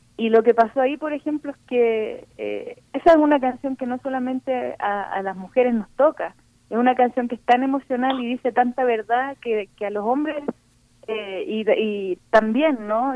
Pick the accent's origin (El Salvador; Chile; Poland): Chile; now in Mexico; como chilenas